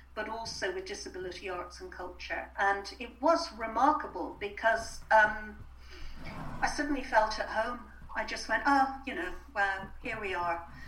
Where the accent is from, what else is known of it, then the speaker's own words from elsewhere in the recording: Ireland; being Irish